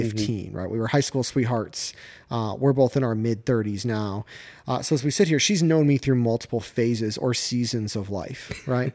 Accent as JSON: {"language": "English", "region": "Michigan", "country": "United States", "tie": "born or raised there", "also_born_or_lived": "North Carolina", "moved": "as an adult", "lives_now": "Georgia, United States", "said": "I grew up in Michigan, right? Relatively flat terrain."}